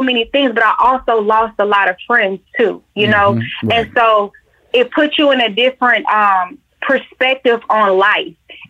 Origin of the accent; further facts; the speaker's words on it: Atlanta, Georgia, United States; Georgia bred and born. I am from Atlanta, born in Georgia Baptist.